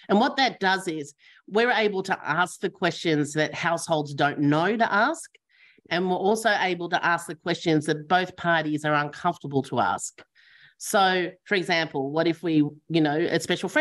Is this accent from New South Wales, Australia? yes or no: no; Victoria, Australia; I'm from Victoria